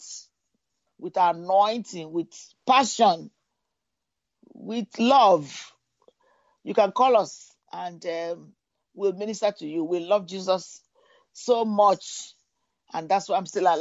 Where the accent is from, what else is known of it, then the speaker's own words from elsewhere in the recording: United Kingdom; now in United States; I grew up in Britain